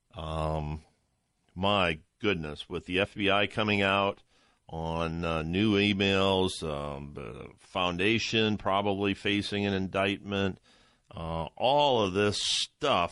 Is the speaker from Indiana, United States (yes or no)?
no; Ohio, United States; I'm from Ohio